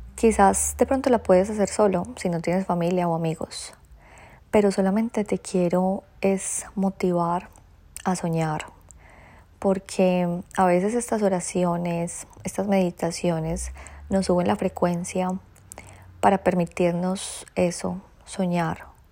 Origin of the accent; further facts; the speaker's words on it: Colombia; moved away as an adult; now in Australia; hay tradiciones que aún me traigo de mi tierrita, hay tradiciones que me siguen gustando, hay otras que deseché, pero esta tradición colombiana se las quiero compartir porque incluso yo desde que llegué a Australia